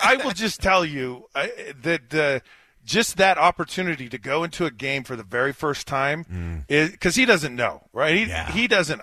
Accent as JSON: {"language": "English", "region": "Utah", "country": "United States", "tie": "born or raised there", "moved": "as an adult", "said": "I grew up in Utah."}